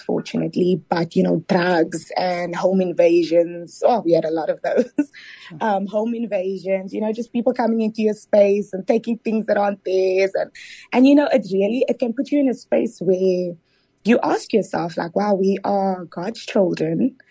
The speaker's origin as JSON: {"language": "English", "town": "Cape Town", "region": "Western Cape", "country": "South Africa", "tie": "born or raised there", "said": "I am from Mitchell's Plain, proudly born and bred, mm. um, Mitchell's Plain in Cape Town."}